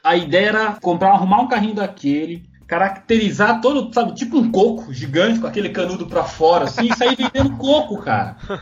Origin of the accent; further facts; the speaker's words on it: Mogi das Cruzes, São Paulo, Brazil; moved away as an adult; also born or lived in Santos / Guarujá; eu saí da minha cidade, eu sou de Mogi das Cruzes